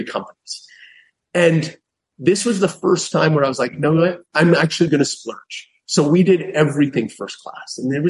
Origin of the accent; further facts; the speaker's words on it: Canada; I'm Canadian.